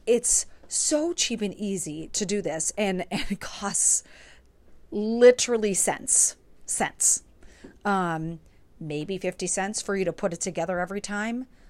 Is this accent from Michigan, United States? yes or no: no; New York, United States; moved away as an adult; now in Pittsburgh, United States; I am originally from New York. I moved, I was there from two thousand three to twenty twenty-two, and now I currently live in Pittsburgh